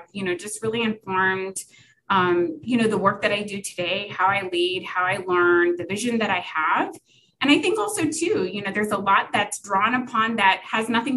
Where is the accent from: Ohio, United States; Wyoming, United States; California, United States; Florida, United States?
California, United States; Southern; also born or lived in Berkeley, California / Long Beach, California; I'm actually originally from Southern California, born and raised